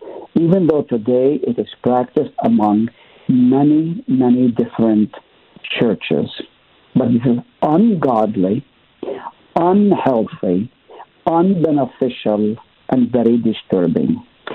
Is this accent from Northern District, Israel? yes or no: yes; Nazareth, Northern District, Israel; also born or lived in Haifa; I grew up in the East, Middle East to be exact. Nazareth is where I was born. I lived in Haifa.